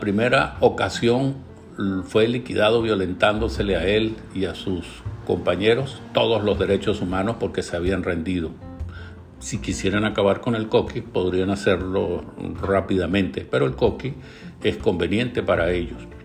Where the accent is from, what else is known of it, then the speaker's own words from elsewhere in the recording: Venezuela; nosotros como venezolanos